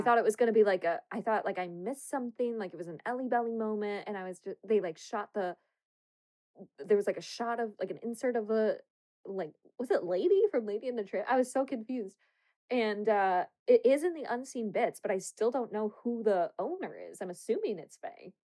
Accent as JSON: {"language": "English", "country": "United States", "said": "we're American"}